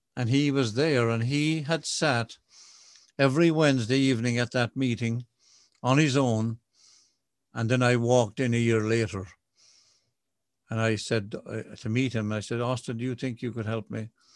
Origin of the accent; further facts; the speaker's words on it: Ireland; I'm an Irish Catholic boy.